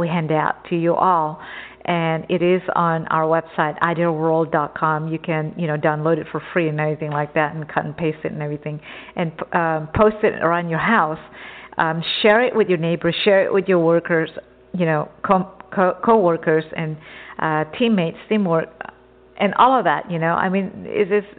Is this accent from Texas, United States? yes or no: yes; Texas, United States; moved away as an adult; also born or lived in Java, Indonesia; now in Southern California, United States; I grew up in Texas since I was, you know, 4 or 5 years old. I came from an island, Java Island